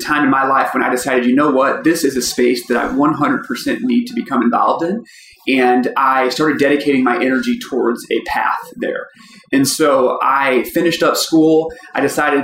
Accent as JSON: {"language": "English", "town": "St. Louis", "region": "Missouri", "country": "United States", "tie": "born or raised there", "said": "I'm from St. Louis. I grew up here."}